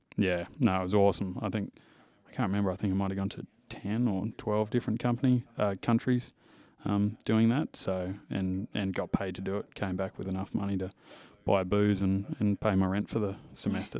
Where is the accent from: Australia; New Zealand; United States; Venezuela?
Australia; Western Australia; also born or lived in Indonesia; from W A, uh, producer family. So, grew up on cattle farms and cattle stations.